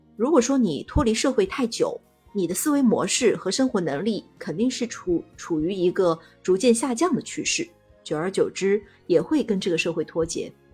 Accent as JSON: {"language": "Chinese", "town": "Ningbo", "region": "Zhejiang", "country": "China", "said": "我来自浙江宁波，现在是三个娃的妈妈"}